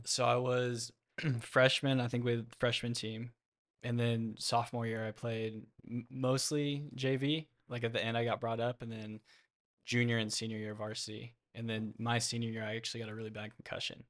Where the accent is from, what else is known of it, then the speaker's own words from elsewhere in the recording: Austin, Texas, United States; I'm from Lake Travis, born and raised in Austin. Went to Lake Travis High School